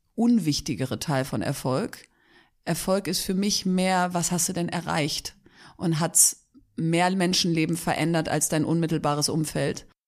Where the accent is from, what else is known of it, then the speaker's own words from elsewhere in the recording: Bielefeld, North Rhine-Westphalia, Germany; also born or lived in Hamburg; Eigentlich Bielefeld, würde ich sagen, bin aber gebürtige Hamburgerin.